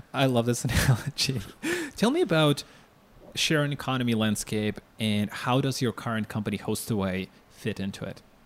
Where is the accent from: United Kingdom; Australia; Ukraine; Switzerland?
Ukraine; I'm from Ukraine